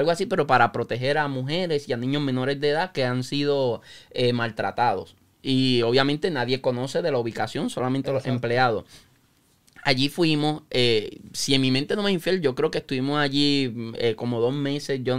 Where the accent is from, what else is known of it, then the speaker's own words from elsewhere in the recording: Yauco, Puerto Rico; born there; also born or lived in Peñuelas / Lares / Santa Isabel / Aguada; yo nací en el pueblo de Yauco, viví en Peñuela, viví en Lares, en Santa Isabel, en Aguada, en Añasco.